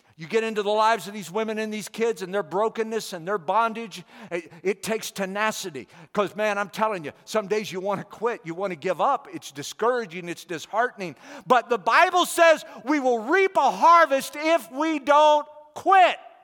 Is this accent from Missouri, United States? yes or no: yes; St. Louis County, Missouri, United States; moved away as an adult; also born or lived in India; we all grew up within about six miles of each other. Uh, so we're all from Saint Louis County